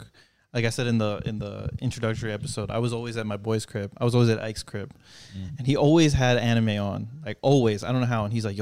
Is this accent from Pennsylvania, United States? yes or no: yes; outside of Philadelphia, Pennsylvania, United States; I grew up right outside of Philadelphia.